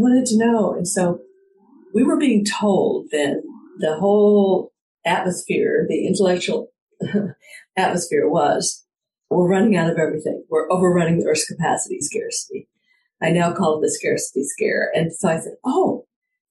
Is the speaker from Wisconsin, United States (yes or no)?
no; Fort Worth, Texas, United States; also born or lived in Pendleton, Oregon; I grew up in Cowtown, Fort Worth, Texas